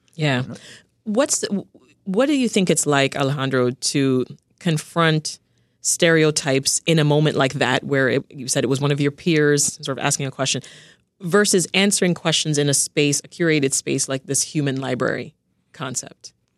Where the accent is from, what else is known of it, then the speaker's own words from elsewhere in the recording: Toronto, Ontario, Canada; also born or lived in Jamaica; I spent the, the next part of my life growing up in Toronto, Canada. When we left Jamaica, that's where we went to.